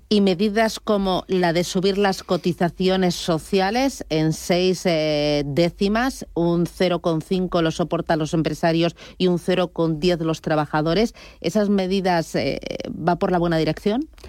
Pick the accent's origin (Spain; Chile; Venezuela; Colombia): Spain